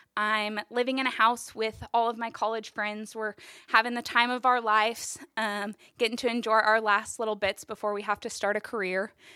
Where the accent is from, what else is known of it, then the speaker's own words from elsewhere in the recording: Topeka, Kansas, United States; I was born and raised in Topeka.